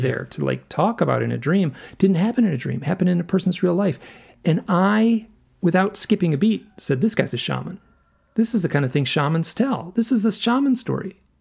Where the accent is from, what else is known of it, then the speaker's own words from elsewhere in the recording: Michigan, United States; I grew up in Michigan